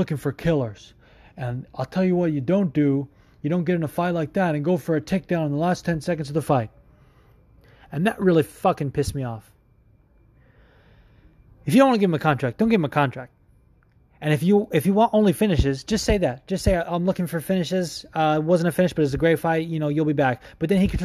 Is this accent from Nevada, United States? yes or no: yes; Las Vegas, Nevada, United States; the Vegas area, which shout out to you because that's my hometown